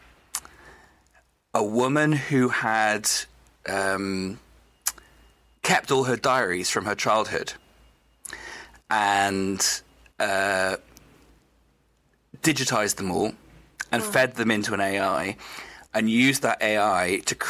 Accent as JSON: {"language": "English", "region": "Wales", "country": "United Kingdom", "tie": "born or raised there", "said": "I grew up in Wales. I'm a Welsh person"}